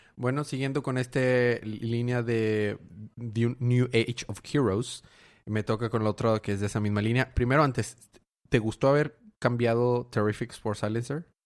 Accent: Ciudad Madero, Tamaulipas, Mexico; now in Monterrey, Mexico; Yo soy en realidad de Ciudad Madero, Tamaulipas

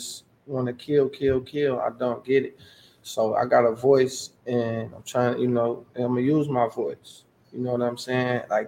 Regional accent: Lansing, Michigan, United States; I'm from the South Side, man. You know, I'm with Wainwright Elementary, you know what I'm saying? I'm from Fielding Drive and Churchill Downs.

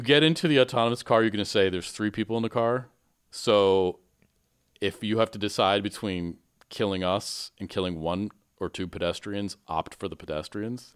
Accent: Michigan, United States; growing up in Michigan

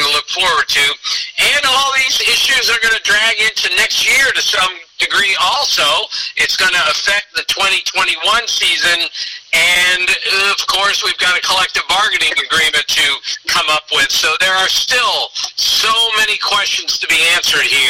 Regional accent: Montgomery County, Maryland, United States; he and I grew up in Montgomery County, Maryland.

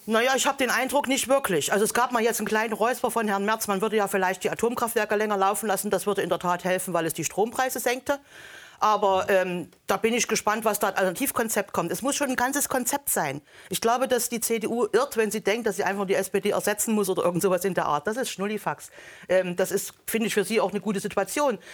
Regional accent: East Germany, Germany; Ich komme aus der Planwirtschaft. Ich habe das noch als erwachsener Mensch erlebt

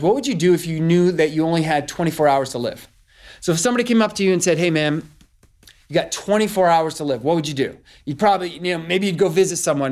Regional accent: Northeast, United States; I'm from the Northeast.

